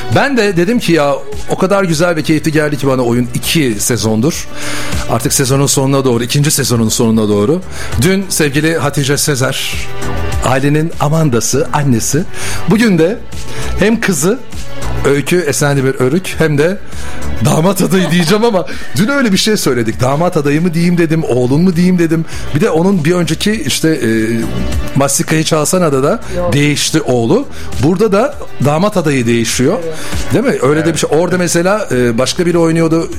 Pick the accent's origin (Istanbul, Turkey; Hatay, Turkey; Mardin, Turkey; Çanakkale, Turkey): Çanakkale, Turkey; Ezine; now in Bursa, Turkey; Ben Çanakkale Ezine doğumluyum